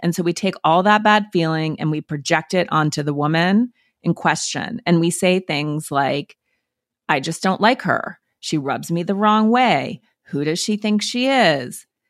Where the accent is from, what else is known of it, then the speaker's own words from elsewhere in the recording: Montana, United States; I'm from Montana